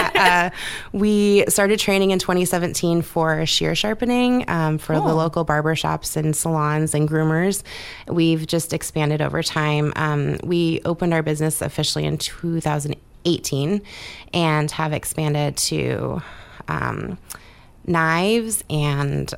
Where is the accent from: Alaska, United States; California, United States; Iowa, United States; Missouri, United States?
Alaska, United States; Southeast; I'm born and raised in Southeast Alaska